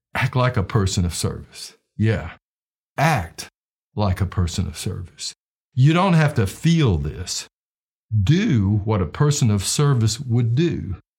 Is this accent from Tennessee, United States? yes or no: yes; Knoxville, Tennessee, United States; my hometown of Knoxville, Tennessee